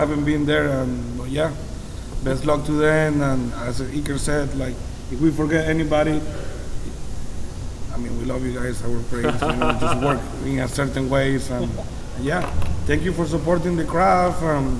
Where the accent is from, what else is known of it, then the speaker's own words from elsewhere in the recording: Acarigua, Portuguesa, Venezuela; English is a second language; Probably I will be back home, Acarigua.